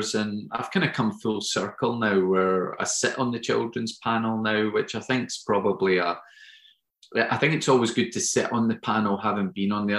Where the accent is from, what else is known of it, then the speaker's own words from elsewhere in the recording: Auchengray, Tarbrax, near Carnwath, Lanarkshire, Scotland, United Kingdom; I grew up, you probably wouldn't know the area, but it was around Auchin Gray, Wilford's, Tarbrax.